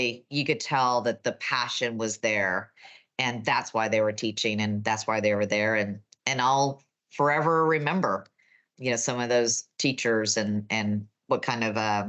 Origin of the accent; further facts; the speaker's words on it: Texas, United States; accent: Texan; my Texan accent